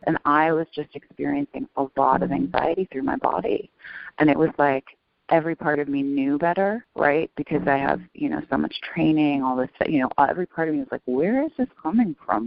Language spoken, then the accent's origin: English; New York City, New York, United States; I grew up in New York City